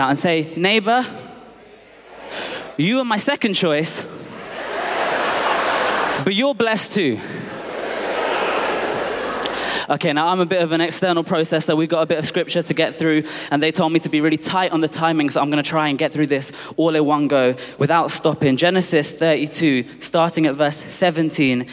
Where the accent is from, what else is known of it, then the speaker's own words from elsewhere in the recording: London, United Kingdom; I was born in Tooting in Southwest London